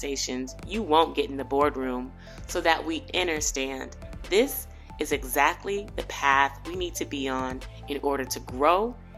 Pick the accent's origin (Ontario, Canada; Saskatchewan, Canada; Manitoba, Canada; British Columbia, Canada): British Columbia, Canada; Vancouver; I don't know anything, but I'm from Vancouver.